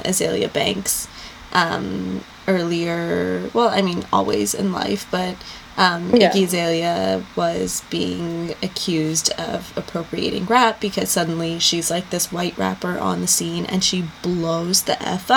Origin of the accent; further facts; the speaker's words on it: Lahore, Punjab, Pakistan; now in United States; in Pakistan, I'm from Lahore